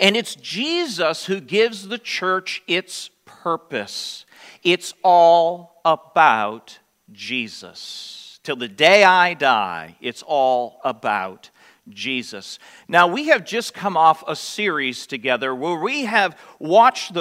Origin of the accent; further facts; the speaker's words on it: United States; being American Christians